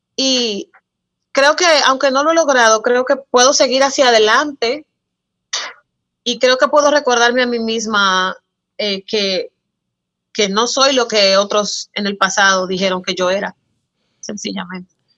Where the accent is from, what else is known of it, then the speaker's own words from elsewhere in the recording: San Cristóbal, Dominican Republic; Yo nací en San Cristóbal, aquí en la República Dominicana